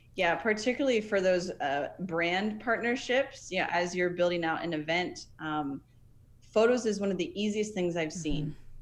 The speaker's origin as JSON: {"language": "English", "region": "Nebraska", "country": "United States", "moved": "yes", "lives_now": "Florida, United States", "said": "I'm originally from Nebraska"}